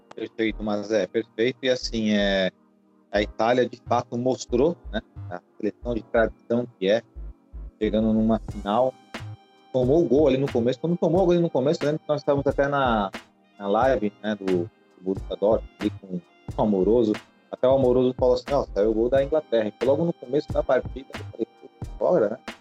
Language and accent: Portuguese; São Paulo, Brazil; Eu nasci no bairro da Moca